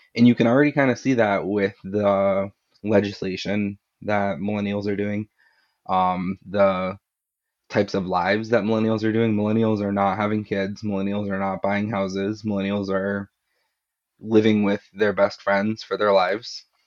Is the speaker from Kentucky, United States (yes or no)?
no; Florida, United States; now in New England, United States; I'm, I'm from New England, and I, well, I grew up in Florida, but I live in New England now